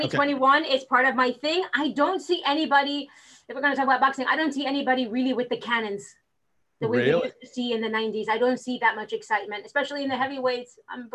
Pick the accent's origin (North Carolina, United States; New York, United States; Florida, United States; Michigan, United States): Florida, United States; Miami; So I am from Miami. I'm originally from Miami. I'm one of the 8 people left here in Miami that stayed and never went anywhere else.